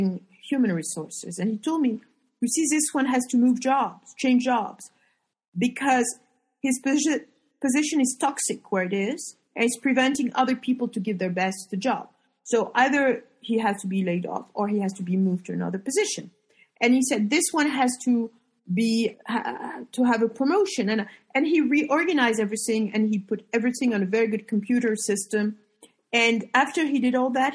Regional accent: Paris, Île-de-France, France; moved away as an adult; now in Marrakesh, Morocco; when I'm in Paris, I'm home, because it's my hometown and I'm French.

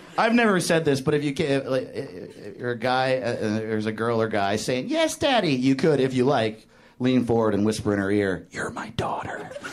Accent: New York, United States; now in Los Angeles, United States; I'm from New York

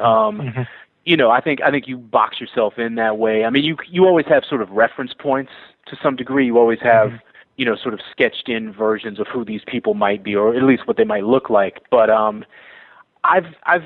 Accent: Boston, Massachusetts, United States; moved away; also born or lived in New York; Growing up in Boston in the 80s and the early 90s

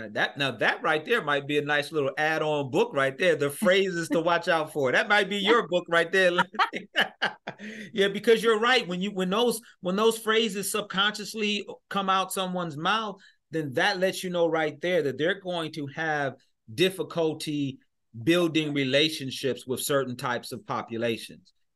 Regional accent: Michigan, United States; I'm from Michigan

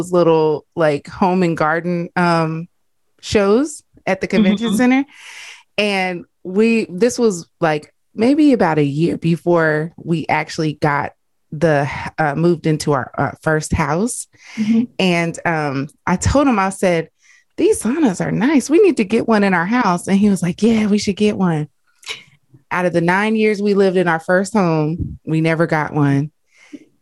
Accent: Arkansas, United States; I'm from Arkansas.

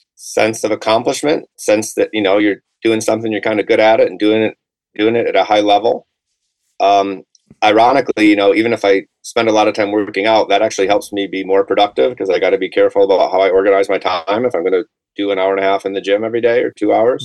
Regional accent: Atlanta, Georgia, United States; I'm from Atlanta

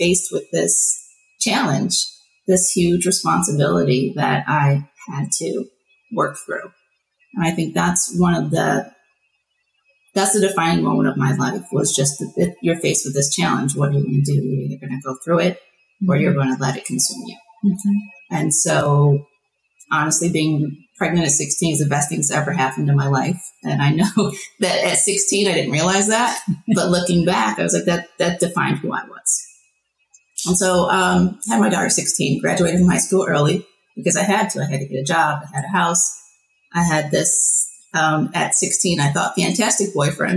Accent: Elmira, New York, United States; I was born and raised in Elmira

